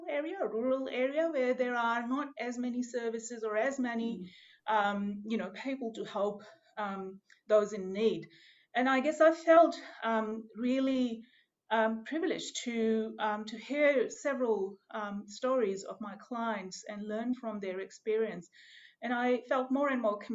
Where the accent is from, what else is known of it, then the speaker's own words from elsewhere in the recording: Pakistan; moved away as an adult; also born or lived in Melbourne, Australia; now in Gippsland, Australia; my home country from Pakistan